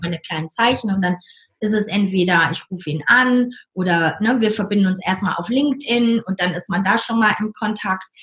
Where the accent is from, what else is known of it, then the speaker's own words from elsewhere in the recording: North Rhine-Westphalia, Germany; moved away as an adult; also born or lived in United States; now in Lake Constance, Germany; von meiner Heimat Nordrhein-Westfalen